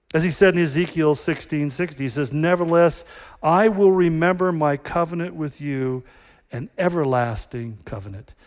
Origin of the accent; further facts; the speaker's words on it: United States; we are just Americans